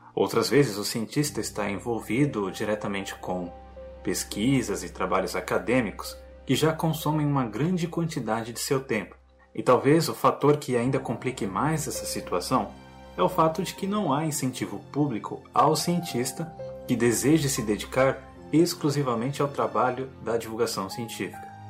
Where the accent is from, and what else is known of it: Brazil